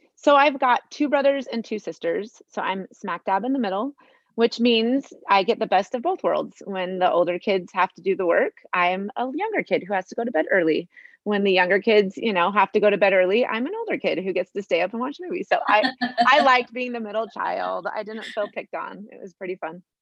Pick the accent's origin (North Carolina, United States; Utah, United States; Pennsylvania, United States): Utah, United States; Sandy; I grew up in Sandy, Utah. I lived there my whole life